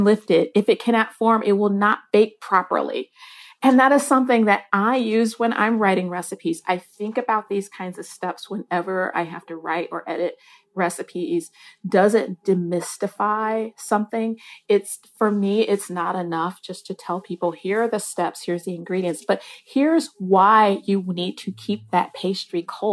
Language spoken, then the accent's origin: English; Michigan, United States; I grew up in Michigan